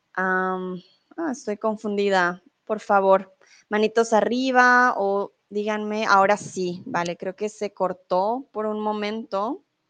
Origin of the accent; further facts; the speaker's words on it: Colombia; moved away as an adult; also born or lived in Mexico; now in Germany; Soy de Colombia, soy tutora de español aquí en Chatterbox. Em, soy de Colombia, vivo comúnmente en Alemania, pero soy en México.